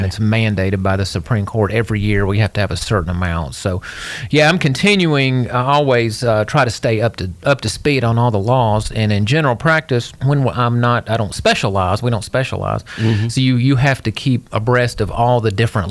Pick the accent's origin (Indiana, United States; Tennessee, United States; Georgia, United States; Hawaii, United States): Tennessee, United States; Hendersonville; also born or lived in Gallatin, Tennessee / Knoxville, Tennessee; I was born and raised here in Hendersonville over 48 years ago, when Hendersonville was just forming.